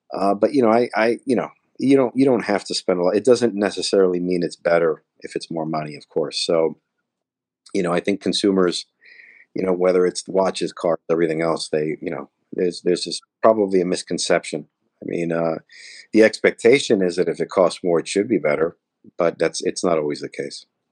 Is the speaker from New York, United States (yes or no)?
no; Elizabeth, New Jersey, United States; I grew up in Elizabeth, New Jersey